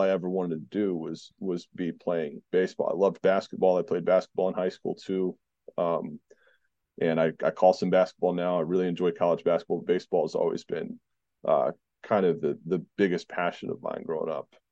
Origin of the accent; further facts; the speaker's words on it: Southeast Virginia, United States; also born or lived in North Carolina / Georgia; I grew up in Southeast Virginia for the most part